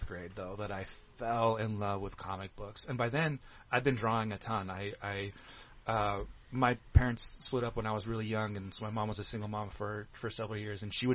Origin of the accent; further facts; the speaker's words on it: Bay Area, California, United States; I'm originally from the Bay Area, California, but up near San Francisco